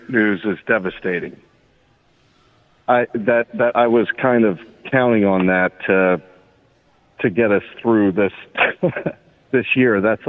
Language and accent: English; Philadelphia, Pennsylvania, United States; You know, it's actually for me as a Philadelphian, it is. We root for our teams because they are Philadelphia.